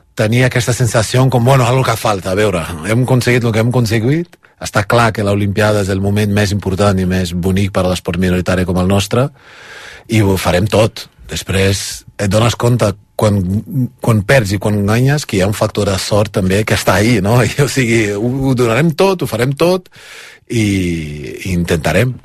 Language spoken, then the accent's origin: Catalan; Brazil; now in Spain; Soc brasiler espanyol, les dues coses